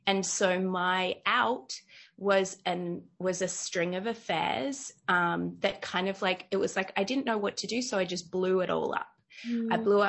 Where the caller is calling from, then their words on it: Bali, Indonesia; Yeah, so I'm joining you from Bali in Indonesia, so all the way across the world.